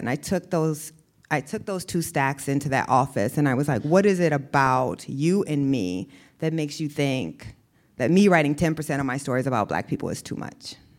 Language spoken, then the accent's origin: English; Iowa, United States; moved away as an adult; also born or lived in the South; I grew up in Iowa